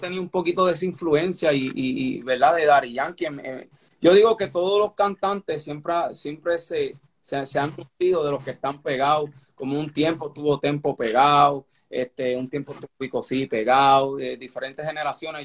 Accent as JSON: {"language": "Spanish", "town": "Caguas", "country": "Puerto Rico", "tie": "born or raised there", "said": "yo soy de Caguas, Puerto Rico. Yo nací en Caguas"}